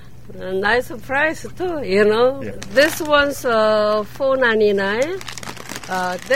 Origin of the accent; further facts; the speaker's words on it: South Korea; English is a second language; now in Cambridge, Massachusetts, United States; I'm from South Korea.